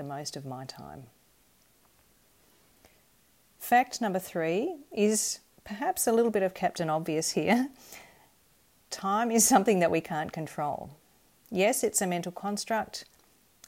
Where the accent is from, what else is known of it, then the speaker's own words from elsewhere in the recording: Perth, Western Australia, Australia; growing up in Perth in Western Australia